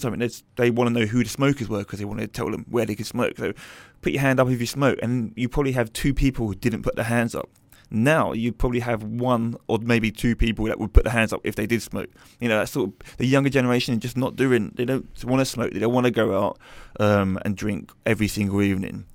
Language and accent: English; London, United Kingdom; I was brought up in East London